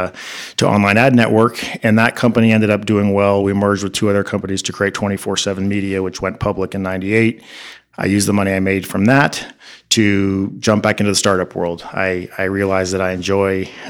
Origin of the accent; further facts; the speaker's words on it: Pasadena, California, United States; also born or lived in New York City, United States; I grew up right here in Pasadena